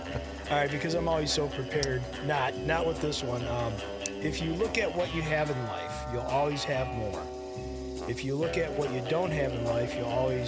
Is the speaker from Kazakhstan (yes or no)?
yes; Kazakhstan; now in United States; Very nice. I immigrated from Kazakhstan.